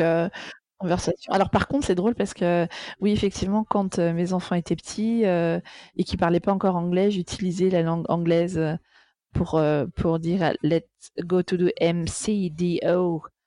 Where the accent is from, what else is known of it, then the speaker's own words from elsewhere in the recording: Amsterdam, North Holland, Netherlands; moved away; also born or lived in Paris; j'ai grandi à Amsterdam